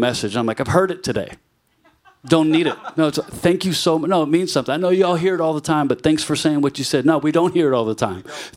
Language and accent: English; Virginia, United States; now in New York City, United States; I'm from Virginia